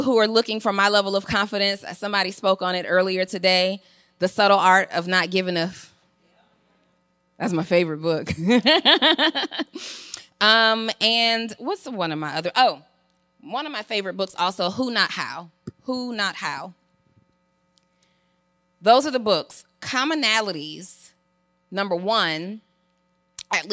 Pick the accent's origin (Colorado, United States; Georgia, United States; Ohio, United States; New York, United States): Georgia, United States; College Park; I'm from College Park, Georgia